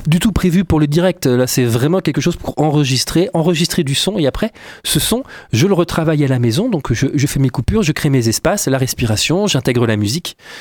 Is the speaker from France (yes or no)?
yes; Poitiers, Nouvelle-Aquitaine, France; moved away; à la base je suis de Poitiers